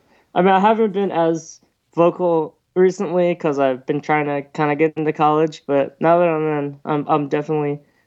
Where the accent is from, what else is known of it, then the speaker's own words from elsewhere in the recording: United States; No, I'm from the States.